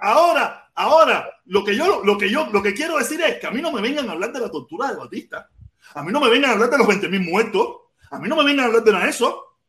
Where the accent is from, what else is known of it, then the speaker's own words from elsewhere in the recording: Cuba; somos los mismos cubanos